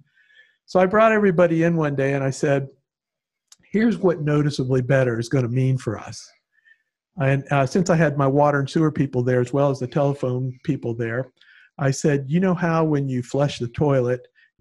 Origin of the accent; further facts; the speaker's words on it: Palm Beach County, Florida, United States; having grown up here, and as I told you, I've been about in every school in North County